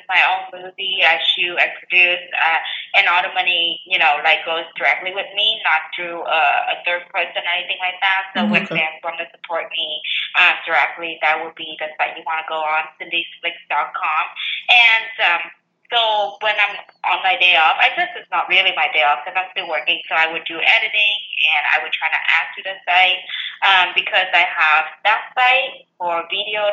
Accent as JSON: {"language": "English", "country": "Vietnam", "second_language": "English", "moved": "as an adult", "lives_now": "United States", "said": "I came from Vietnam"}